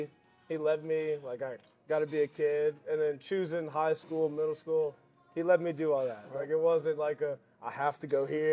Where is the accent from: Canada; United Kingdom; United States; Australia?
United States; New Orleans, Louisiana; I say that pretty much made me who I am today.